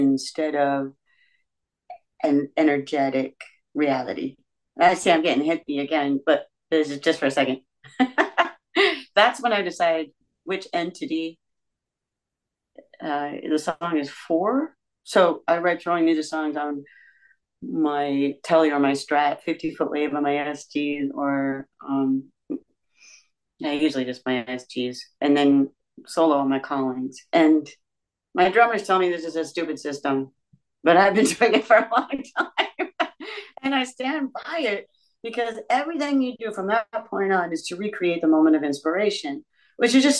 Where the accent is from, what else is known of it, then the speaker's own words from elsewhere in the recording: Georgia, United States; I'm from Georgia